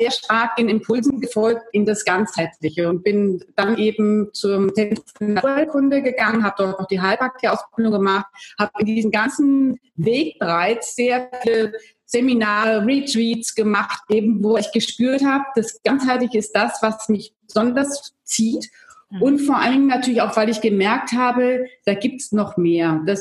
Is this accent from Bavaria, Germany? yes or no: yes; Munich, Bavaria, Germany; ich komme ursprünglich aus Deutschland. Ich komme aus einer Akademikerfamilie.